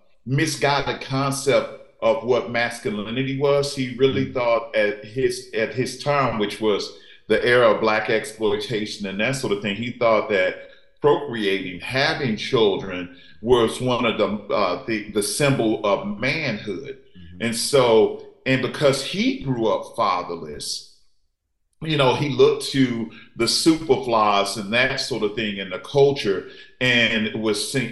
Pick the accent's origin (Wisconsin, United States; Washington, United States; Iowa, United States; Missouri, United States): Missouri, United States; St. Louis; I'm a Midwest kid, so I grew up in St. Louis